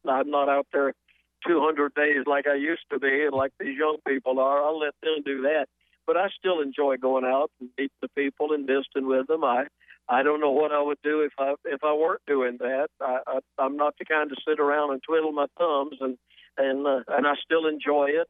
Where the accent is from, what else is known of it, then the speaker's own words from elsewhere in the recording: Atlanta, Georgia, United States; moved away as an adult; also born or lived in South Carolina; now in Nashville, United States; I grew up in Atlanta, spent most of my growing up years around there